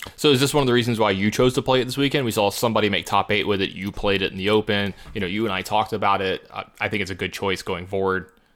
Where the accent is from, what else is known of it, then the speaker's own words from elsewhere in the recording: Louisiana, United States; I'm from Louisiana